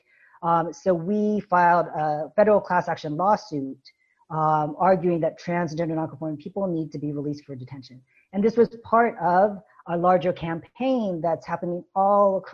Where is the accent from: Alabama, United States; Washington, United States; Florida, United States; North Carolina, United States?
Washington, United States; Seattle; moved away as an adult; also born or lived in Brooklyn, New York; now in California, United States; I grew up in Seattle, but then I went to school here in California